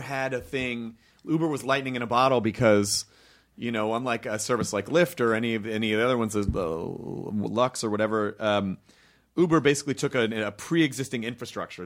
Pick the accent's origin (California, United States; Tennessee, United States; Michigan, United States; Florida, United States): Tennessee, United States; Memphis; I'm from Memphis